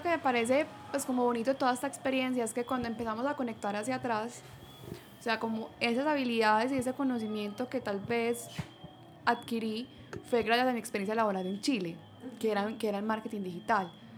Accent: Colombia; yo pues soy colombiana y trabajaba desde Bali

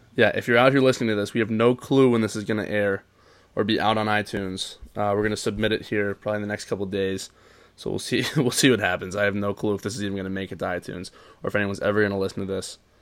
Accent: Cincinnati, Ohio, United States; We're both from Cincinnati. We're both from Cincinnati

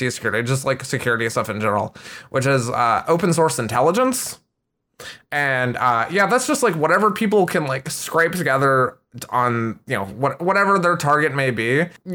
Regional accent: Schaumburg, Illinois, United States; I'm originally from the Midwestern United States. So if anyone's familiar with Cook County, Chicago area in Illinois, I grew up in Schaumburg and then just kind of moved all over the U.S.

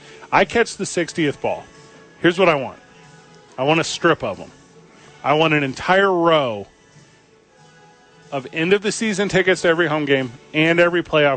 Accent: St. Louis, Missouri, United States; I'm from St. Louis, Missouri

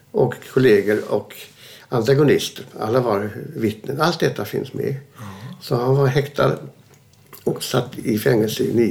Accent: Neumünster, Schleswig-Holstein, Germany; born there; Jag är född 1931 i Neumünster, Schleswig-Holstein

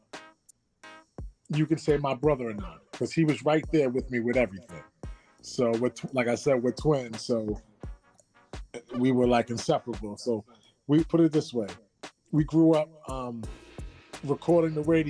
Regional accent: New York City, New York, United States; also born or lived in Queens, New York; We are blessed to be raised in the Bronx. I can't say born and raised, because technically we were born in a hospital in Manhattan

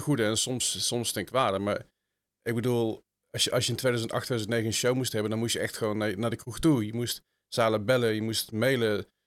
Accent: Netherlands

